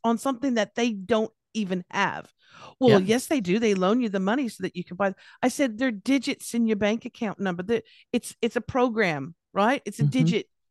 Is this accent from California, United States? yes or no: yes; Los Angeles, California, United States; now in Australia; I'm from California, I'm from Los Angeles